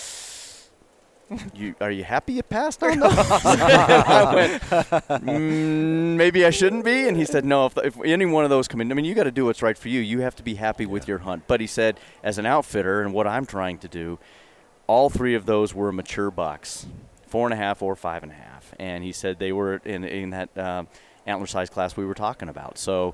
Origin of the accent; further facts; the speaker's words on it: Fort Collins, Colorado, United States; moved away as an adult; I grew up in Colorado, Fort Collins